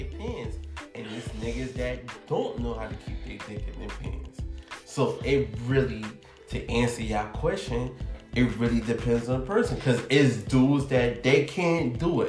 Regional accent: New York City, New York, United States; I'm from the Heights

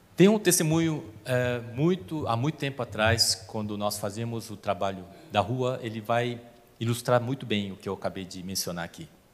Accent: South Korea; now in Brazil; eu sou coreano

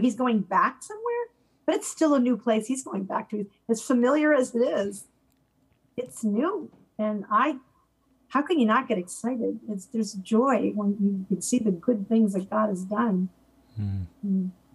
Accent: Connecticut, United States; moved away as an adult; also born or lived in Auburn; I'm from Connecticut

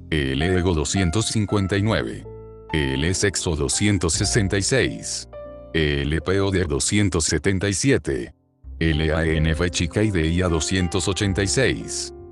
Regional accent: Badalona, Catalonia, Spain; tengo 20 años y soy de Badalona

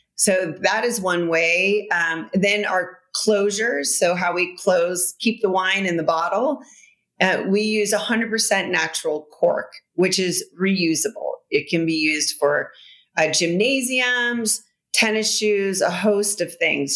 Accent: United States; also born or lived in Bordeaux, France; as an American

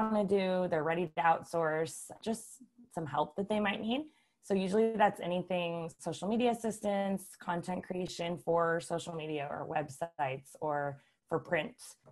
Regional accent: Columbus, Nebraska, United States; moved away as an adult; now in Lincoln, United States; I'm originally from Columbus, Nebraska.

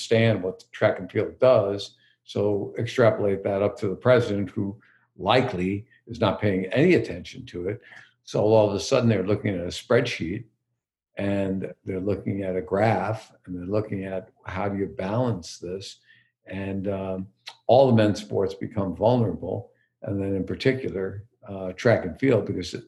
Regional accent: East Coast, United States; moved away; also born or lived in Midwest; we grew up on the East Coast

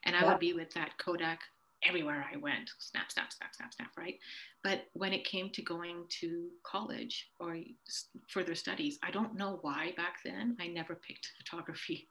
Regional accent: Ontario, Canada; also born or lived in Uganda / St. Catharines / Burlington; I grew up in Canada

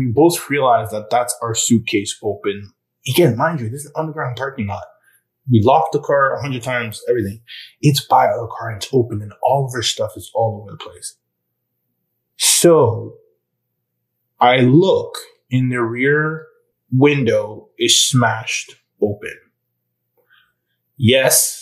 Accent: Normandy, France; I was born in Normandy and France

